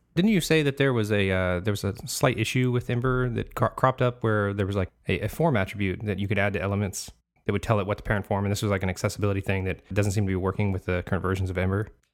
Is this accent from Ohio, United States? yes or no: no; California, United States; now in Florida, United States; I'm originally from California, so I'm out in Florida now